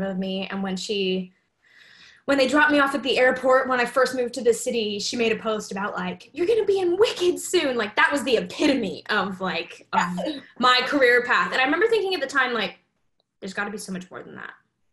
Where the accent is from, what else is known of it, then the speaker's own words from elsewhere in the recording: Salt Lake City, Utah, United States; I grew up in Salt Lake City, Utah